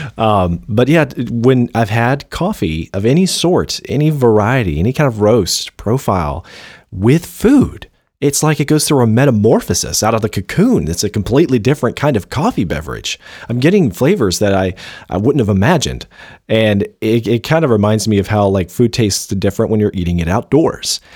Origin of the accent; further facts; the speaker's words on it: Dixie, the South, United States; we're from Dixie. It's, it's, it's part of our Southern culture